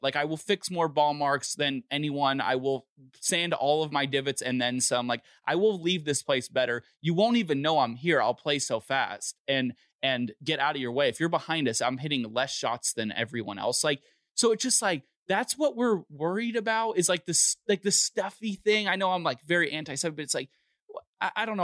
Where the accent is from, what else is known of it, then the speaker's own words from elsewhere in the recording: Los Angeles, California, United States; I'm from Los Angeles